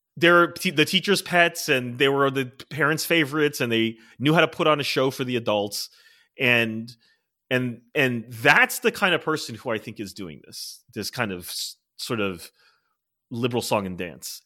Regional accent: Maryland, United States; moved away; I'm from Maryland originally

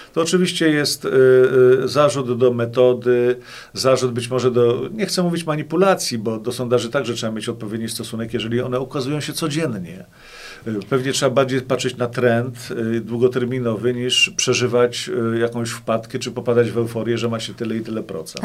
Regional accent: Płock, Masovian Voivodeship, Poland; Ja jestem płoczaninem. Urodziłem się i wychowałem w Płocku

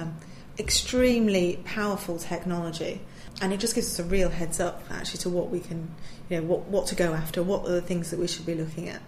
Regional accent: Manchester, North West England, United Kingdom; moved away as an adult; also born or lived in Kent; I was born and raised up in Manchester

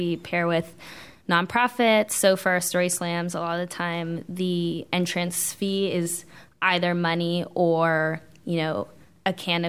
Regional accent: West Coast, United States; I'm from the West Coast, so it's kind of... I'm laissez-faire.

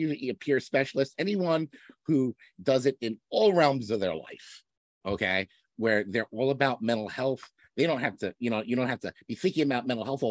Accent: Hartsdale, New York, United States; also born or lived in Binghamton, New York; I grew up in New York. I grew up in Westchester County in Hartsdale, went to Ardsley Schools

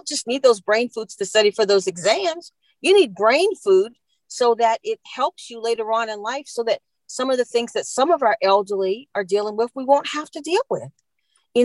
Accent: London, United Kingdom; now in Virginia, United States; I grew up in London

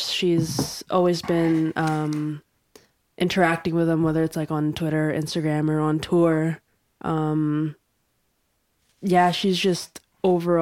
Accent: Canada; we're so Canadian

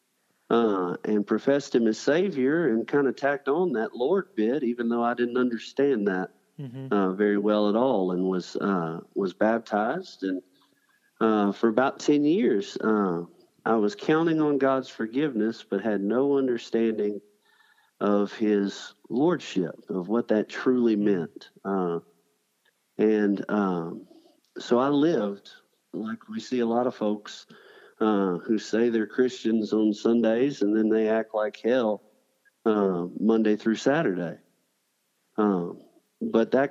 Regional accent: Columbus, Georgia, United States; now in Selma, United States; I was born and raised in Columbus, Georgia

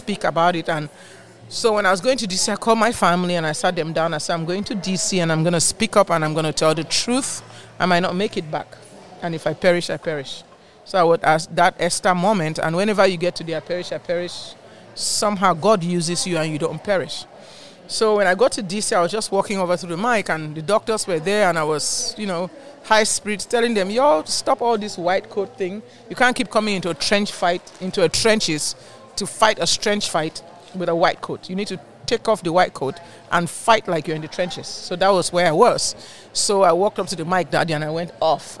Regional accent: Cameroon; moved away as an adult; also born or lived in Nigeria; now in Houston, United States; I'm from Cameroon originally.

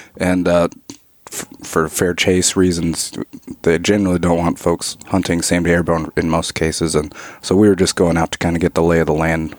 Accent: Alaska, United States; I grew up in Alaska, and, you know, like most kids in Alaska, I grew up hunting and stuff

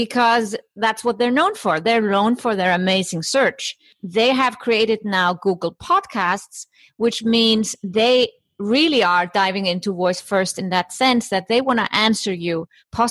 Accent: Iceland; moved away as an adult; also born or lived in Germany; So I come from Iceland, small island in the, well, maybe not so small island, but let's say few inhabitants, only 330,000 inhabitants, Iceland in the North Atlantic.

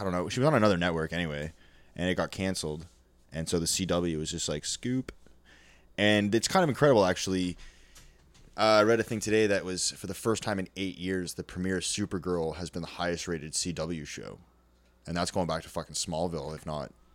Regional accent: Canada; I grew up in Canada, small fucking little white s, town full of snow

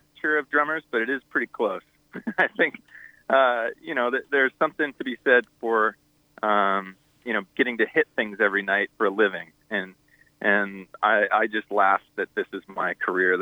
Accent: San Diego, California, United States; we're from San Diego. So, you know, the band grew up surfing together

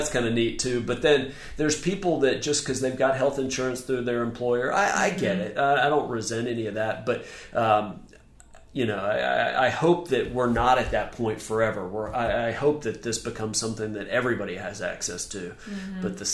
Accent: Memphis, Tennessee, United States; now in Charleston, United States; I'm from Memphis

